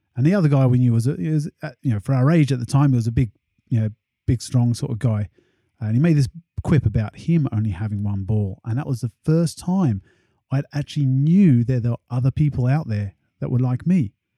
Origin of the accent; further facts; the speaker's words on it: England, United Kingdom; especially at school and growing up in England